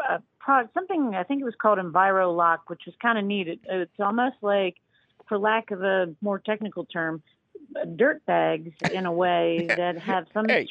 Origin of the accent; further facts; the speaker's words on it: Harleysville, Pennsylvania, United States; Harleysville. Yep, I'm from Harleysville.